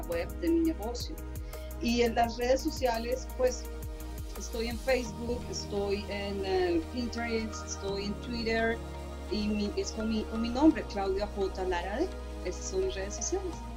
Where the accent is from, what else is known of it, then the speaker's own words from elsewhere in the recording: Colombia; also born or lived in Mexico / United States; now in Canada; Como colombiana, como persona extranjera viviendo en diferentes países, porque tuve la oportunidad de vivir en México, en Estados Unidos y ahora aquí en Canadá.